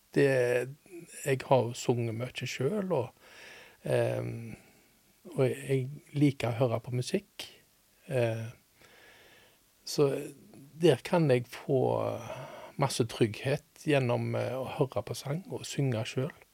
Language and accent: Norwegian; Haugesund, Rogaland, Norway; also born or lived in Liverpool; Jeg er født i Haugesund